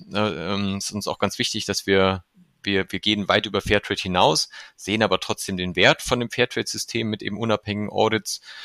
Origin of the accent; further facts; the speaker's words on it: Germany; als Deutscher